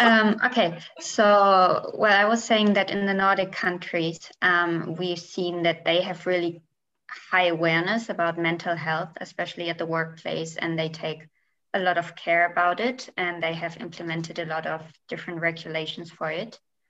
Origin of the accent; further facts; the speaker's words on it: Germany; my home country, which is Germany